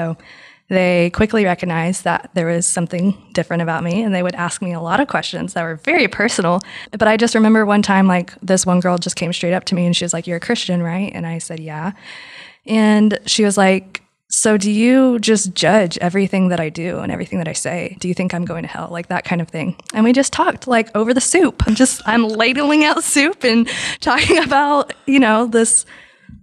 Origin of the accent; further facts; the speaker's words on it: West Texas, United States; also born or lived in Lubbock; I'm from West Texas